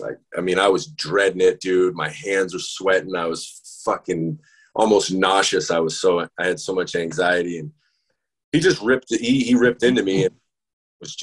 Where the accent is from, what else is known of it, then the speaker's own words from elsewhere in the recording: Maine, United States; moved away; also born or lived in Maryland; I was in Maine, I was in my hometown